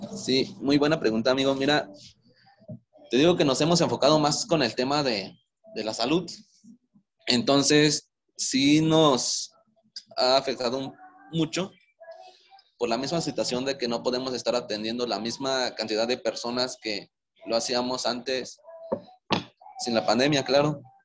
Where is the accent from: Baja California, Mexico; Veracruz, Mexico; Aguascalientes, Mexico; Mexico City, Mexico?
Veracruz, Mexico; moved away as an adult; also born or lived in Querétaro; now in Morelia, Mexico; soy originario de Veracruz, Llevo casi siete años viviendo en Morelia